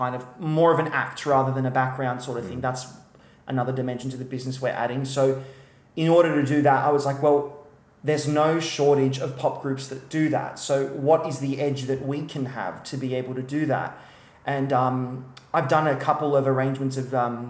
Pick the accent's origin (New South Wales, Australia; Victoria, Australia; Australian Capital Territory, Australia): New South Wales, Australia; Wollongong; growing up in Wollongong